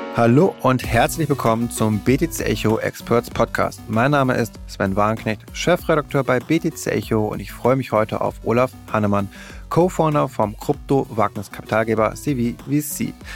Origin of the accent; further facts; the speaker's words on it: Berlin, Germany; als Berliner